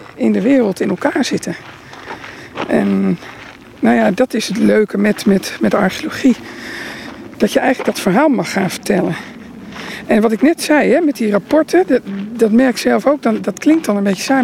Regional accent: Roden, Drenthe, Netherlands; also born or lived in Groningen; ik ben geboren in Groningen en opgegroeid in Rode, Noord-Drenthe

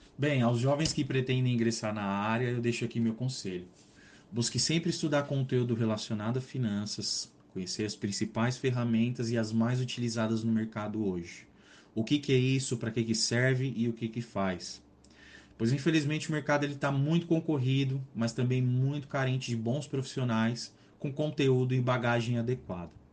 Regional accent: São Paulo, Brazil; sou natural aqui do estado de São Paulo

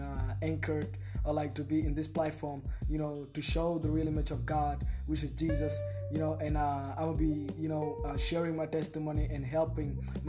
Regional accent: Cairo, Cairo Governorate, Egypt; also born or lived in South Sudan; I'm from South Sudan. I was born and raised up in Egypt, Cairo, and I'm still in Egypt, Cairo right now, living in Egypt, Cairo, I mean.

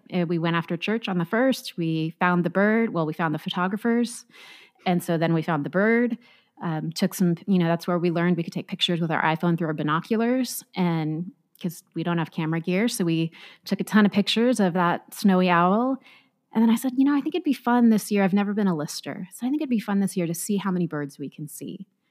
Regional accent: Orange County, Southern California, United States; also born or lived in Nevada; I grew up in Southern California in Orange County

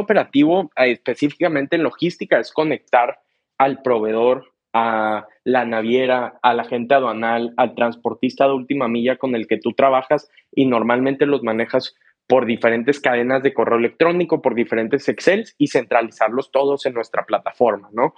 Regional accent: Monterrey, Nuevo León, Mexico; yo soy de México, ¿no? De Monterrey específicamente

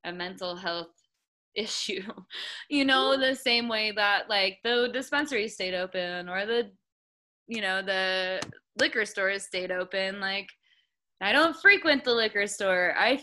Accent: Indiana, United States; now in Colorado, United States; having grown up in the Midwest and having connections there, because I do too. I'm from Indiana

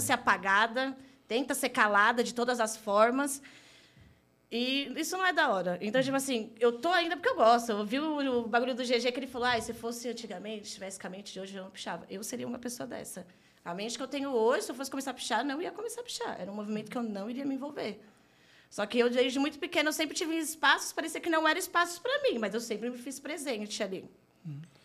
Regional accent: Santo André, São Paulo, Brazil; Sou natural de Santo André, nascida e criada

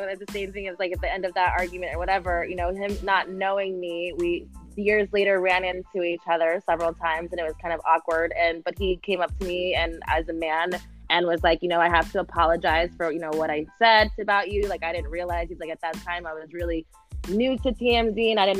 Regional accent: Texas, United States; I'm from Texas

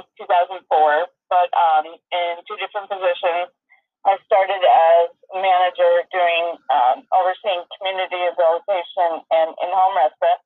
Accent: Middleburg, New York, United States; also born or lived in Rochester; I grew up in Middleburg, graduated from Middleburg High School in 1996.

